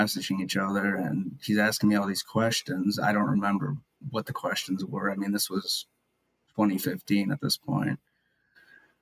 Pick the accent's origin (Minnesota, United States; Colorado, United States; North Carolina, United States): Minnesota, United States; Maple Grove; also born or lived in Kaliningrad, Russia; I live in Maple Grove, Minnesota. I was adopted from Kaliningrad, Russia in 1997. I was born there in 1996, and I've lived here ever since. I've grown up here